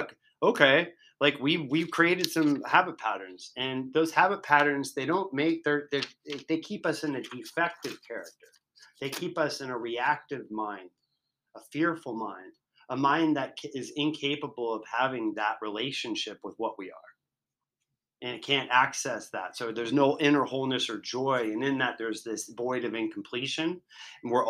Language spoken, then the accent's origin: English; Virginia, United States; I'm from Virginia